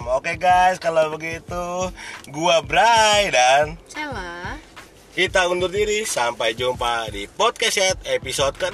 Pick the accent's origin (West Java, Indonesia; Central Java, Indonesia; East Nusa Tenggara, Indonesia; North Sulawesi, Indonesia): North Sulawesi, Indonesia; Manado; parah sih gue sebagai orang Manado juga aduh gitu loh kayak waduh ini sebenarnya kelebihan